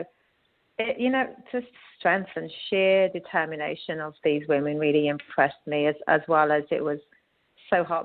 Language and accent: English; United Kingdom; moved away as an adult; also born or lived in London / Dubai, United Arab Emirates; now in New York, United States; I, as everyone can tell from my accent, originally from the UK